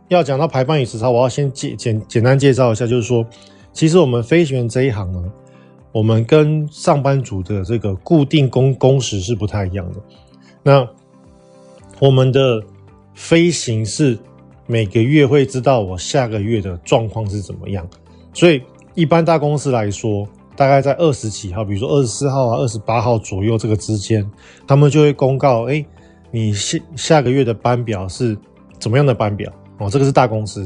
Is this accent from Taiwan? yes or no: yes; Taiwan; 我们是台湾的中华民国国民